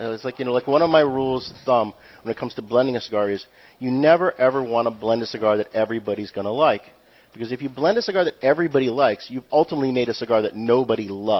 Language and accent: English; New England, United States; Yeah, I'm from New England.